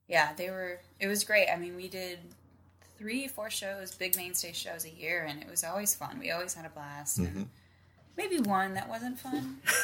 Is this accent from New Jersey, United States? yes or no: no; Fremont, California, United States; moved away as an adult; also born or lived in Hayward, California; now in New York, United States; Yeah, I grew up in Fremont.